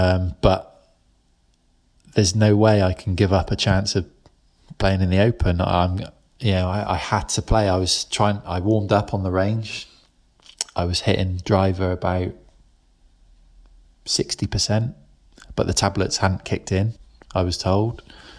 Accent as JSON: {"language": "English", "country": "United Kingdom", "said": "being British"}